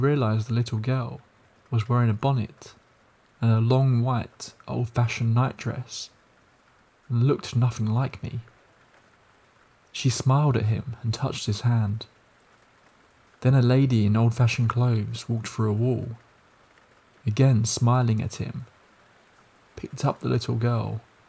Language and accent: English; Malaysia; English is a second language; In my culture, I'm Malaysian, we have ghosts like Pontianak, Pocong, Toyol, Langsir, among others.